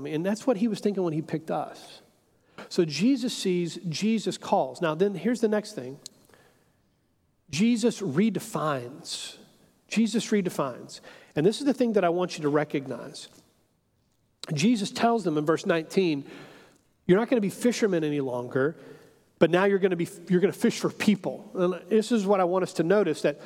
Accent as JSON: {"language": "English", "town": "Houston", "region": "Texas", "country": "United States", "said": "I'm an American, I'm a Texan, I'm a Houstonian"}